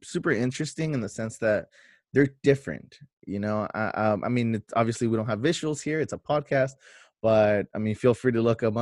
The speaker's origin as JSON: {"language": "English", "town": "National City", "region": "California", "country": "United States", "tie": "born or raised there", "also_born_or_lived": "Chula Vista", "said": "I grew up in National City, but I went to Chula High."}